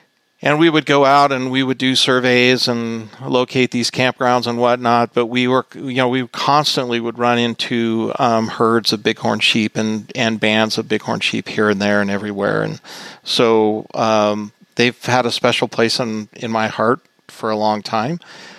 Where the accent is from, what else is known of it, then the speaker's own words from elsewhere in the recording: Boulder City, Nevada, United States; moved away as an adult; I grew up in Boulder City, Nevada, which is a small town in southern Nevada that's near the dam and Lake Mead National Recreation Area.